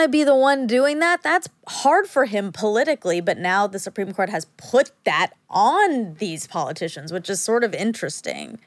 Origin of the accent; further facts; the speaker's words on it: Georgia, United States; I'm from Georgia